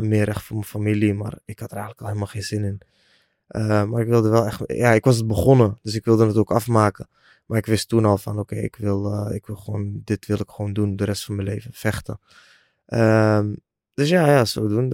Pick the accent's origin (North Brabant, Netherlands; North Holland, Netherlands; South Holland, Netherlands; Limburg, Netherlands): North Brabant, Netherlands; 's-Hertogenbosch; ik woon alweer een paar jaar in Den Bosch, waar ik ben eh, geboren en getogen